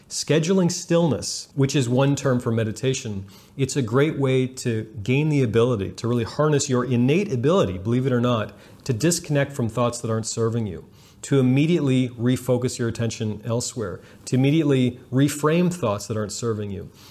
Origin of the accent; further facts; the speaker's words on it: Canada; I'm Canadian